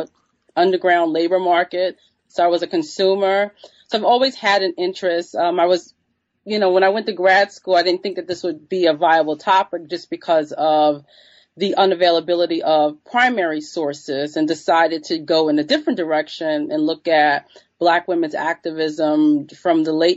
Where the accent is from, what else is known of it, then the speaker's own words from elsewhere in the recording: New York City, New York, United States; But I'm from New York City, and I grew up with these, you know, these different types of laborers around me.